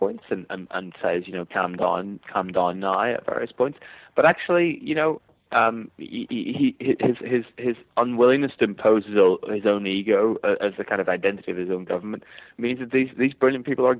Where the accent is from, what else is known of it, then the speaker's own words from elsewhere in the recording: Northern Ireland, United Kingdom; accent: Northern Irish; my accent is Northern Irish